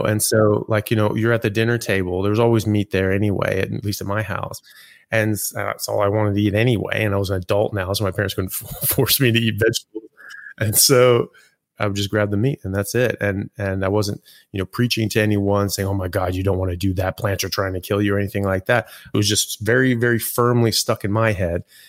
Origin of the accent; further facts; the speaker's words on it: California, United States; also born or lived in Europe / England; now in Australia; I grew up in California and then have lived pretty much everywhere since then, all over U S and in Europe and now Australia